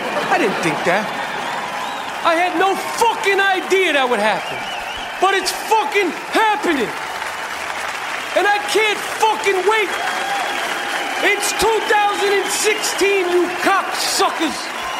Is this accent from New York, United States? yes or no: yes; Bronx, New York, United States; Listen. I'm from the Bronx.